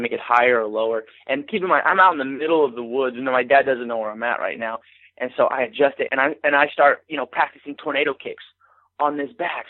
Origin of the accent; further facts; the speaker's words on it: Arcadia Valley, Missouri, United States; I grew up in Arcadia Valley, which is probably like 45 minutes south of St. Louis